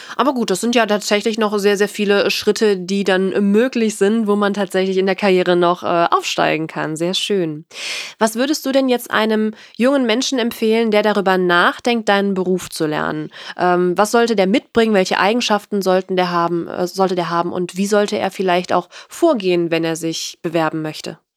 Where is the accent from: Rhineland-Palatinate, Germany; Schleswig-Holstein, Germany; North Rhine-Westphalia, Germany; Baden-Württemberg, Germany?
North Rhine-Westphalia, Germany; ich komme aus Nordrhein-Westfalen